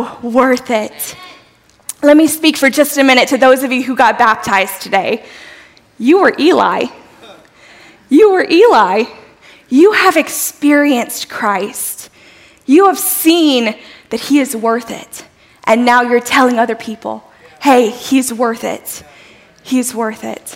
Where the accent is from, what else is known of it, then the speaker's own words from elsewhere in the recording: South Louisiana, United States; I'm a girl from South Louisiana